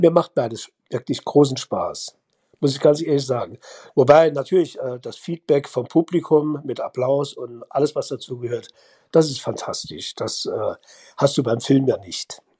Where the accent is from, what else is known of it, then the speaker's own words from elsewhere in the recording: Hühnerfeld, Saarland, Germany; aus meiner Hühnerfelder Zeit, wo ich da geboren bin, wo ich groß geworden bin